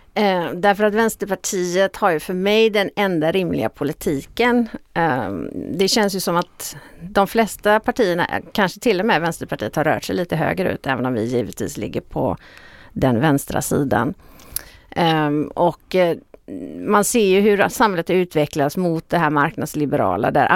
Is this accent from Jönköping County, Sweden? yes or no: no; Stenungsund, Västra Götaland, Sweden; also born or lived in Uppsala / Falun / Kalmar / Hjällbo; jag är född och uppvuxen i Stenungsund